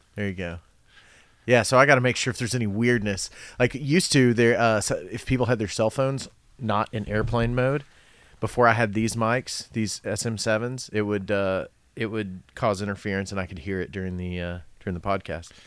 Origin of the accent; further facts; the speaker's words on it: Cumberland Gap, Tennessee, United States; moved away; also born or lived in Knoxville, Tennessee; we lived in Cumberland Gap when I was born, when I, I guess I was born in Knoxville, but then we moved to Cumberland Gap right after th, after that.